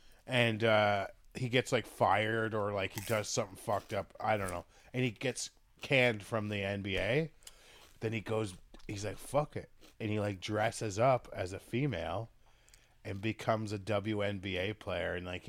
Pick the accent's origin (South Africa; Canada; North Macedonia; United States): Canada; We're Canadian.